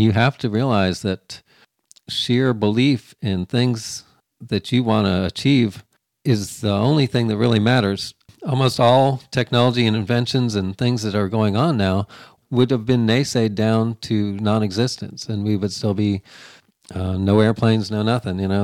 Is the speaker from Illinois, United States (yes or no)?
no; Florida, United States; moved away as an adult; now in Missouri, United States; I, I, lived in humidity, got raised in it in Florida.